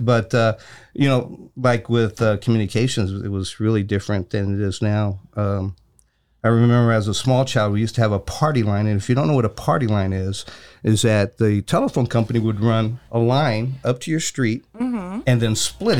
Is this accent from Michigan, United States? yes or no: no; Tampa, Florida, United States; I grew up in Tampa. We had four channels.